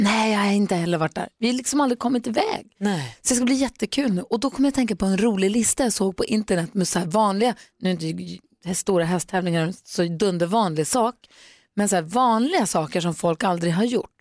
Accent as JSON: {"language": "Swedish", "town": "Luleå", "region": "Norrbotten County", "country": "Sweden", "tie": "born or raised there", "moved": "yes", "said": "jag är ju uppvuxen i Luleå."}